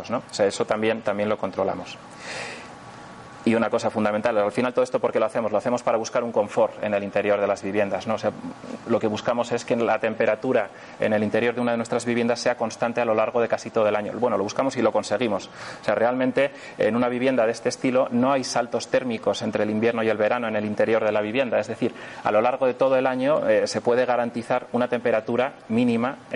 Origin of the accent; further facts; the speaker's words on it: northern Spain, Spain; en una zona fría, por ejemplo en la Sierra Madrileña o en, la zona de, del norte de España, de donde yo soy